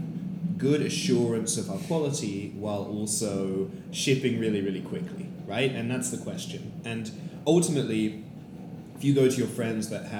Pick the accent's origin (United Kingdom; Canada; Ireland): United Kingdom; London; moved away as an adult; now in San Francisco, United States; I am a founder from London